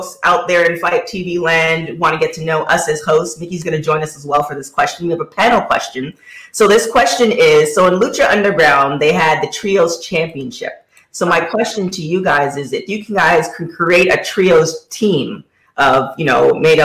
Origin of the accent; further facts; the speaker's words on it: Canada; we're all Canadian